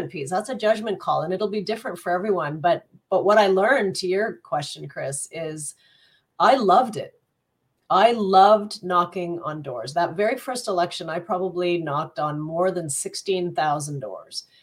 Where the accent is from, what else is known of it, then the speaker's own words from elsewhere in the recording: Greeley, Colorado, United States; born there; I'm not from Burlington. I'm actually, um, I was born in the US in a little town called Greeley, Colorado